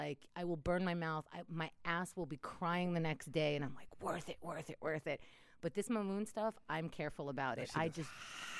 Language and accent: English; New York City, New York, United States; accent: Queens; also born or lived in Israel; was born in Israel, grew up in New York. And my husband says when I get a little mad, my Queens accent comes out.